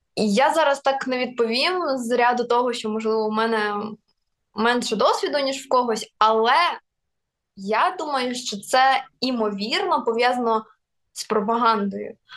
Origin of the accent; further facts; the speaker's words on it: Kherson Oblast, Ukraine; first language Russian; Ukrainian is a second language; moved away; я сама із е, півдня України, я родом з Херсонщини.